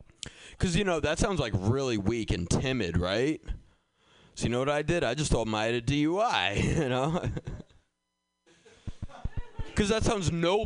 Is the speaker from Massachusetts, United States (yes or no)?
yes; Boston, Massachusetts, United States; also born or lived in Somerville; I grew up in Boston